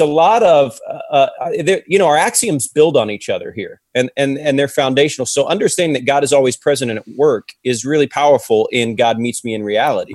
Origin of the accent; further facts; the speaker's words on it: Ohio, United States; I'm from Ohio